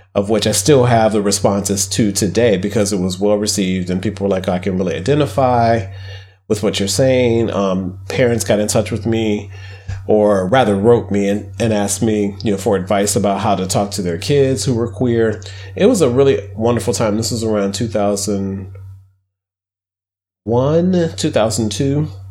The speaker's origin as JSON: {"language": "English", "region": "Midwest", "country": "United States", "tie": "born or raised there", "said": "I grew up poor in the Midwest."}